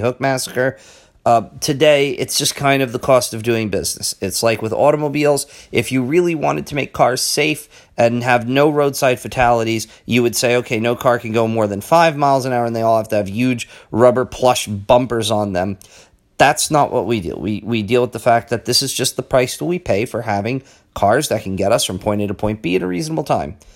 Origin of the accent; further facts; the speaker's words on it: United States; as an American